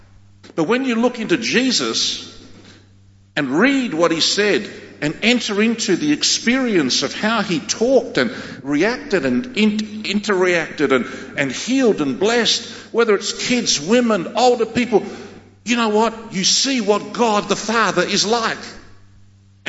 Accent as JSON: {"language": "English", "country": "Australia", "tie": "born or raised there", "first_language": "Greek", "second_language": "English", "said": "I'm a Australian, born in Australia, but I'm fully Greek. That's my ethnicity. I'm not an Anglo. I'm a Greek man. And my first language was Greek."}